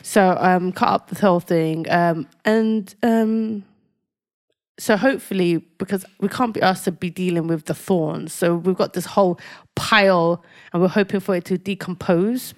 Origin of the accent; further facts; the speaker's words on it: London, United Kingdom; I lived in a council flat